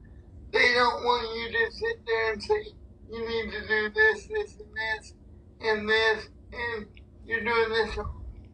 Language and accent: English; Cleveland, Ohio, United States; Well, I'm from Cleveland